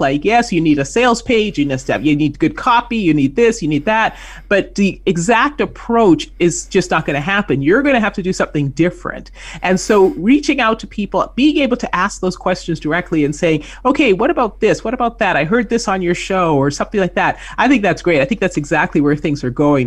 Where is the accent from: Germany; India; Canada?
Canada; moved away as an adult; I grew up in Canada, so I worked up north